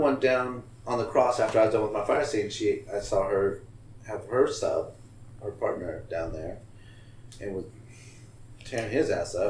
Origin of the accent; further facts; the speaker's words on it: Idaho, United States; moved away; I'm originally from Idaho.